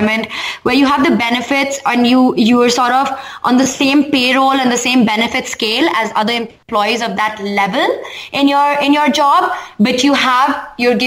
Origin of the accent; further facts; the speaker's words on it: Delhi, India; So I live in Delhi, born and brought up in Delhi, and so it's home here.